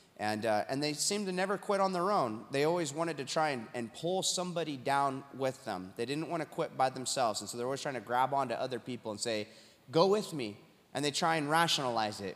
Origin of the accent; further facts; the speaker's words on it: Huntington Beach, California, United States; from Huntington Beach, California, my hometown